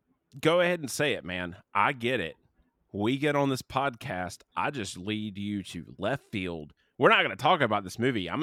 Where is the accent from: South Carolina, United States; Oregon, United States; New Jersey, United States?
South Carolina, United States; we grew up in South Carolina.